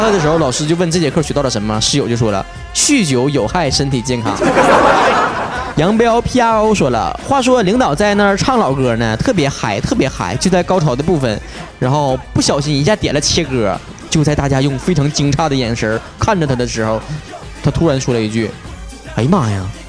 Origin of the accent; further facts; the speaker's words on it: Northeast China, China; accent: Northeastern Mandarin (东北话); 我除了会说东北话